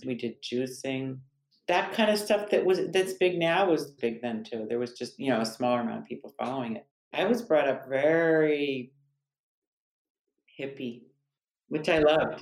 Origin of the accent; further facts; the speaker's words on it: New Canaan, Connecticut, United States; I grew up in New Canaan, Connecticut